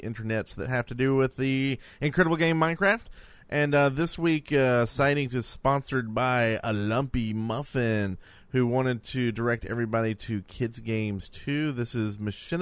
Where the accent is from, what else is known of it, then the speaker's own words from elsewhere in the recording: United States; I'm American